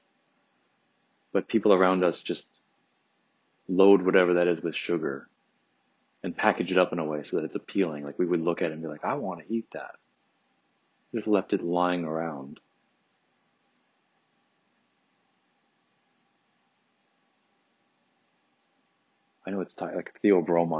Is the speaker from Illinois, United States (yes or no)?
no; Detroit, Michigan, United States; growing up in Detroit, you're right across the river from Canada.